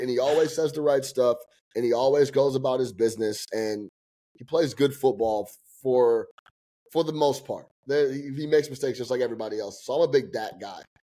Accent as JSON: {"language": "English", "town": "Chicago", "region": "Illinois", "country": "United States", "moved": "yes", "lives_now": "New York, United States", "said": "being from Chicago"}